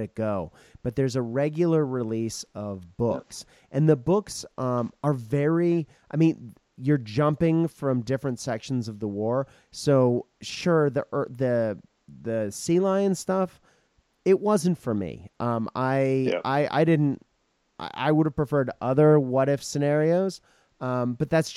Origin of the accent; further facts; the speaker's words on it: Japan; moved away; I grew up in Japan